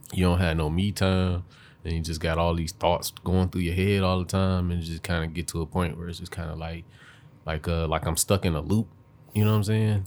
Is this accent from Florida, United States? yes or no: no; Detroit, Michigan, United States; I grew up on the east side, but you know, I've been I'm from Detroit